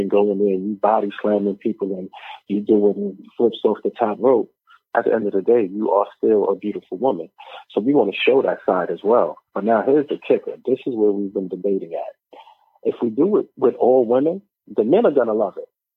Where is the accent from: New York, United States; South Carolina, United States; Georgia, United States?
New York, United States; New York City; I am from Brownsville